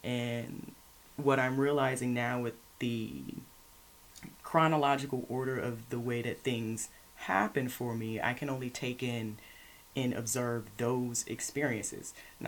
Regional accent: Lufkin, Texas, United States; now in Houston, United States; I'm from Lufkin, Texas, but I lived in a military family. We traveled a lot, so I'm not really from anywhere.

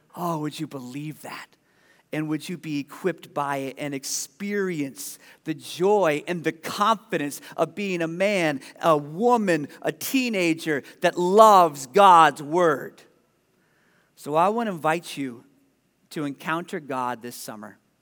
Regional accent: Ohio, United States; now in Des Moines, United States; I was growing up in Ohio

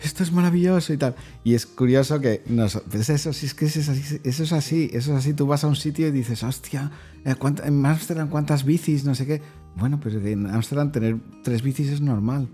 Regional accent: Spain; personalmente, como, como, como, español

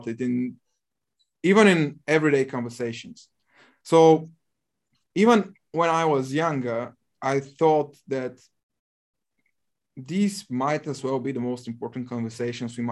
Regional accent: Bulgaria; English is a second language; I'm from Bulgaria, currently 27 years old

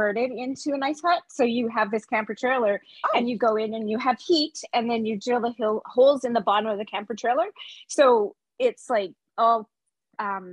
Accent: Kenora, Ontario, Canada; my hometown in Kenora, Ontario, Canada

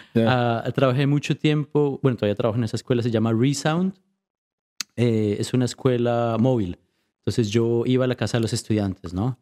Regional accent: Colombia; now in Vancouver, Canada; creciendo en Colombia

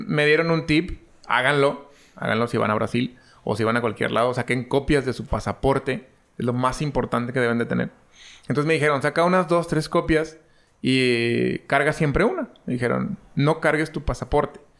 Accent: Mexico; como mexicano

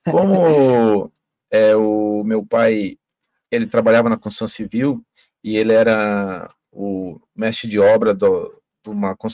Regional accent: Santa Catarina, Brazil; born there; now in Foz do Iguaçu, Brazil; eu sou é, catarinense é, de certidão, mas eu sou iguaçuense de coração, com certeza, amo minha cidade.

